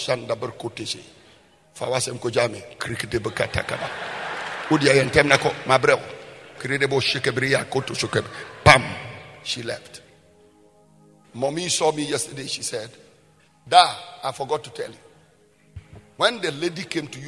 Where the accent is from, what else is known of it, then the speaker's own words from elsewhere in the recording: Bolgatanga, Upper East, Ghana; I was born in Ghana. I was born in the Upper East region. I was born in the northern part of Ghana.